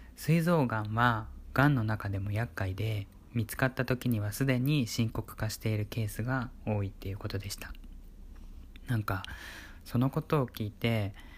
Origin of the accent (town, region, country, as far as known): Kyushu, Japan; born or raised there; moved away as an adult; now in Kanto, Japan